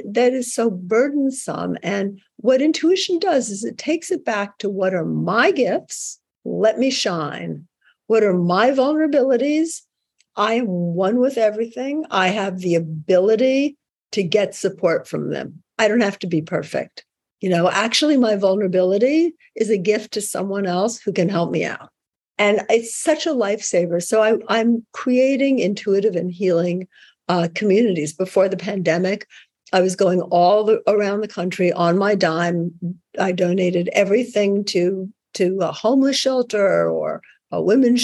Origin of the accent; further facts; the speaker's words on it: New York, United States; I'm a New Yorker